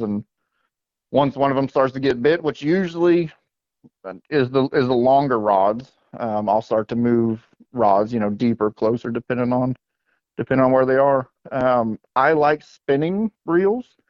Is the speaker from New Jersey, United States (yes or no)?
no; West Palm Beach, Florida, United States; growing up in South Florida, I was born and raised in West Palm Beach, Florida